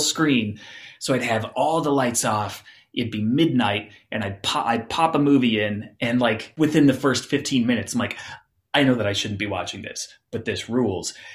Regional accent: Phoenix, Arizona, United States; I grew up in Phoenix, Arizona

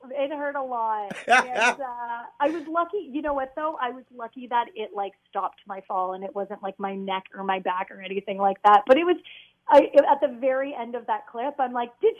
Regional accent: London, Ontario, Canada; It's my hometown

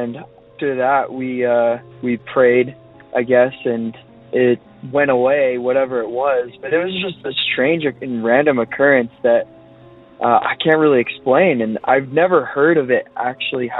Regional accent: Utah, United States; also born or lived in Vancouver, Canada; I'm from Utah

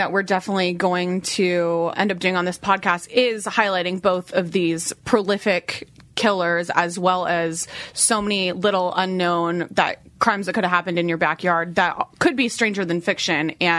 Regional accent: Mission Viejo, California, United States; I grew up in Orange County, California, in a city called Mission Viejo.

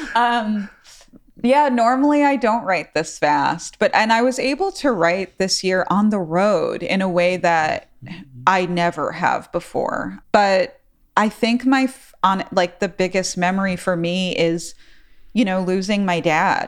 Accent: New York City, New York, United States; now in New Orleans, United States; growing up in New York City, I grew up in the Bronx

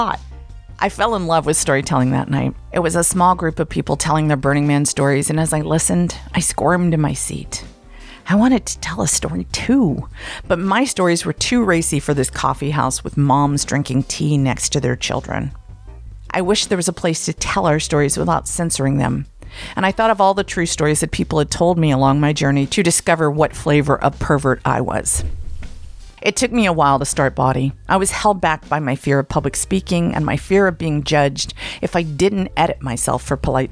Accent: Blue Ridge Mountains, Appalachia, United States; moved away as an adult; also born or lived in Atlanta, Georgia / San Francisco, California; I was a misfit from the Blue Ridge Mountains who just didn't fit in. I moved to the big city of Atlanta at 18

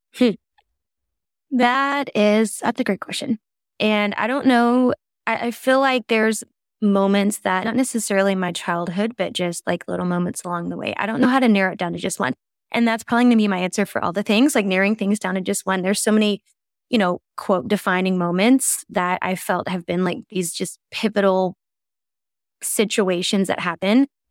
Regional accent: the South, United States; I grew up in the South

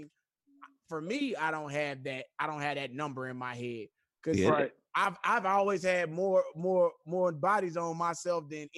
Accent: Houston, Texas, United States; also born or lived in Chattanooga, Tennessee; Lived in Third Ward for about 9 or 10 years after I got out of college. So, shit. Right, that's Houston is my home. I was born in Chattanooga, Tennessee, though.

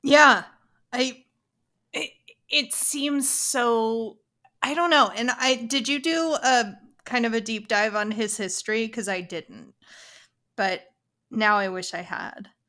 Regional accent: Canada; so we're Canadian. My parents, I was I guess we were Anglican in Canada, but I went to an Episcopal school for twelve years.

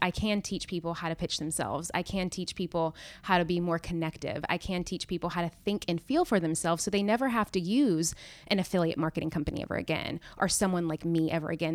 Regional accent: Nashville, Tennessee, United States; moved away as an adult; also born or lived in Knoxville, Tennessee / New York; I'm originally from Nashville

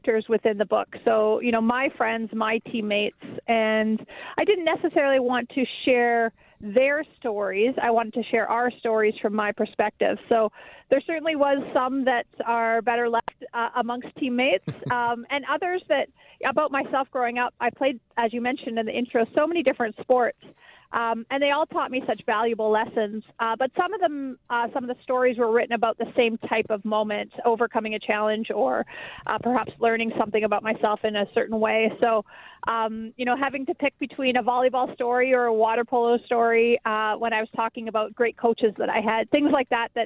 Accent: Winnipeg, Manitoba, Canada; some of the great coaches that I did have growing up in Winnipeg

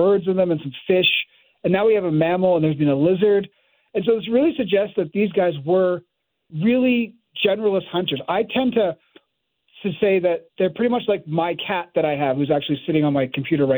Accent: Canada; moved away as an adult; also born or lived in Montreal; now in United States; I'm now working in the States, but I'm Canadian, and I was originally at Montreal

